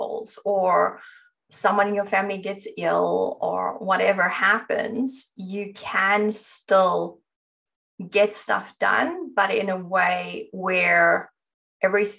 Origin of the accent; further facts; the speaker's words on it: South Africa; I grew up in South Africa